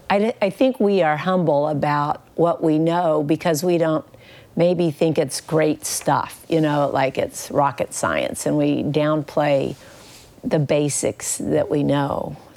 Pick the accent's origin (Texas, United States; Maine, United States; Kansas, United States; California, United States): Kansas, United States